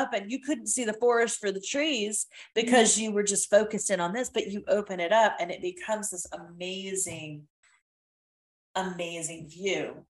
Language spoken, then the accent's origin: English; United Kingdom; now in United States; I felt like an alien in my own country because all of the verbiage I used was British. All of the products I used were British. I grew up over there.